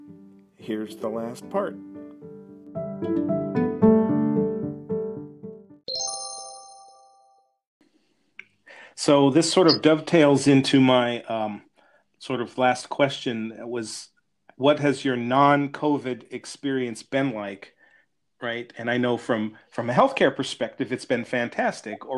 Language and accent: English; California, United States; moved away as an adult; I was born and raised in California and I love my home state.